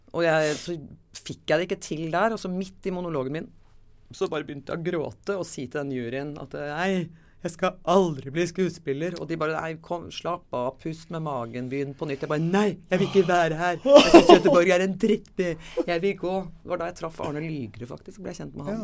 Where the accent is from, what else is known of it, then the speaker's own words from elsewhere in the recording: Oslo, Norway; født og oppvokst i Oslo